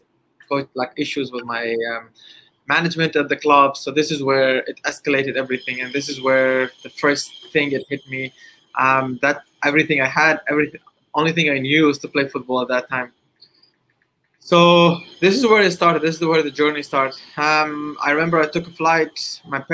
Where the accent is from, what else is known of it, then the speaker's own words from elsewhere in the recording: Dubai, United Arab Emirates; I'm from Dubai, United Arab Emirates